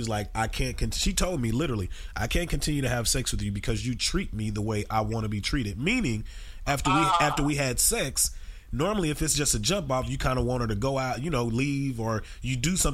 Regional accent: Texas, United States; I'm from Texas, but I'm not from the city. I'm from the country

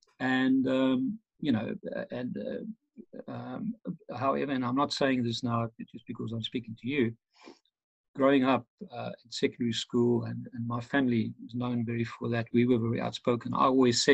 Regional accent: Pretoria, Gauteng, South Africa; moved away as an adult; also born or lived in Dublin, Ireland; now in London, United Kingdom; I'm originally South African, from Pretoria, South Africa, the heart of apartheid. Grew up there in the 60s

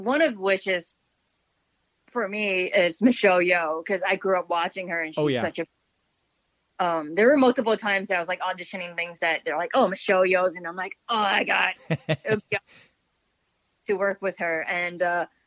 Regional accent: New York, United States; I'm a New Yorker, so New York is always home for me

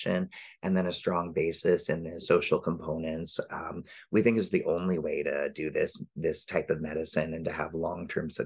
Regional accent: Windsor, Ontario, Canada; now in Vancouver Island, Canada; grew up close to you in Windsor, right across from the border. And as a Canadian

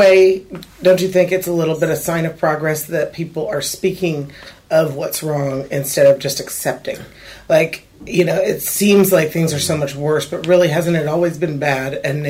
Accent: Oakland, California, United States; moved away as an adult; now in Union City, United States; You know, I came from Berkeley, Oakland area. That's where I grew up.

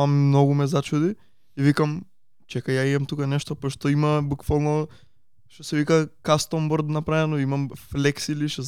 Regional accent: Veles, North Macedonia; јас сум од Велес

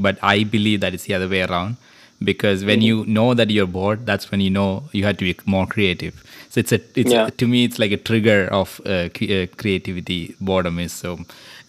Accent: Malayalam-speaking region, Kerala, India; first language Malayalam; English is a second language; moved away; my mother tongue is Malayalam. So I started my schooling in Malayalam until my 10th standard

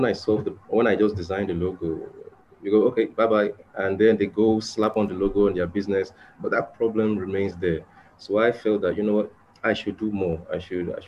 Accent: Nigeria; I'm from Nigeria, Africa.

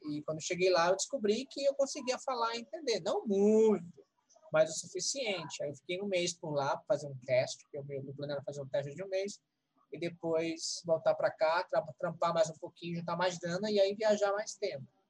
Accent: Northeast Region, Brazil; moved away; also born or lived in São Paulo; eu vim do Nordeste

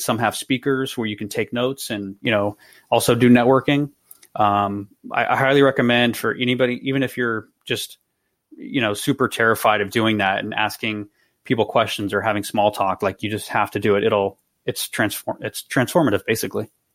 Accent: East Bay, California, United States; now in San Jose, United States; I'm originally from the East Bay

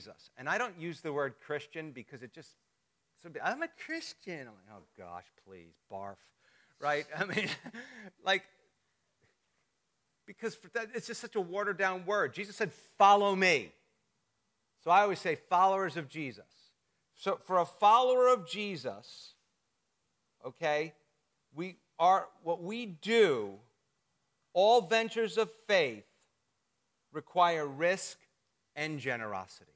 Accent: New Jersey, United States; moved away; I'm from North Jersey. They're a little meaner up there

